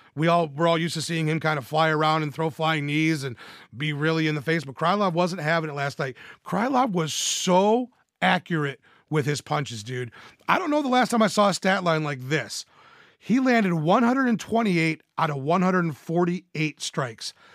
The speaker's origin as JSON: {"language": "English", "region": "Michigan", "country": "United States", "tie": "born or raised there", "said": "my home state of Michigan"}